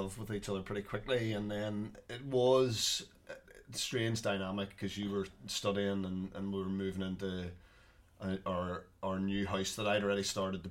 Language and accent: English; Bangor, Northern Ireland, United Kingdom; also born or lived in Dublin / Coleraine / Belfast; I grew up in Bangor